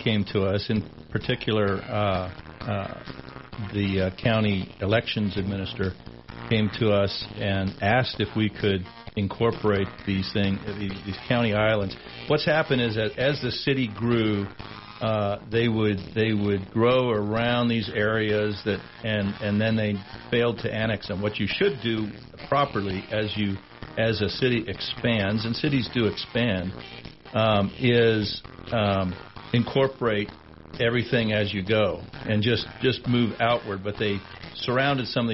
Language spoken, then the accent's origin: English; Billings, Montana, United States; now in Sheridan, United States; growing up in Billings